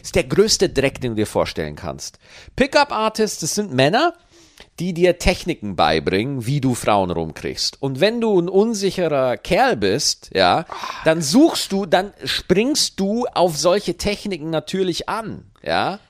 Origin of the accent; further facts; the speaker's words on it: Bavaria, Germany; moved away; Ich komme in Bayern aus Meniberg